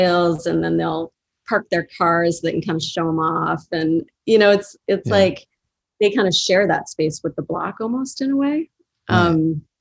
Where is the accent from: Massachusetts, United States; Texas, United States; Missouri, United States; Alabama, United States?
Massachusetts, United States; Boston; moved away as an adult; also born or lived in Chicago; now in Brooklyn, United States; I grew up in Boston